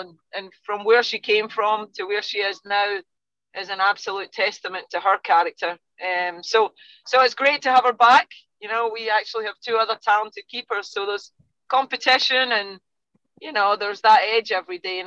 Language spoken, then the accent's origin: English; Scotland, United Kingdom; now in United States; you can tell by my accent, I'm not from Texas, you know. In Scotland, we're used to being the underdogs